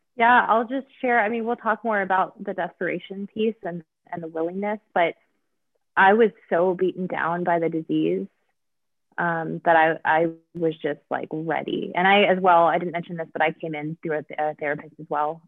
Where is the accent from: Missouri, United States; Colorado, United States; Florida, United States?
Colorado, United States; Denver; also born or lived in Mount Laurel, New Jersey; I was born in Denver, um, which is where I live now